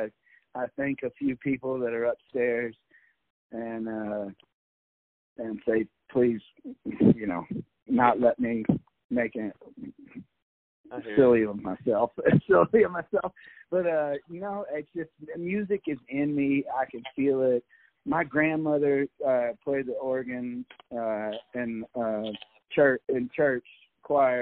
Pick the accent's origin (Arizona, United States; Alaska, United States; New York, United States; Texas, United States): Texas, United States; Austin; now in Colorado, United States; I grew up in Austin, Texas, and I'm proud of that. I live in Colorado now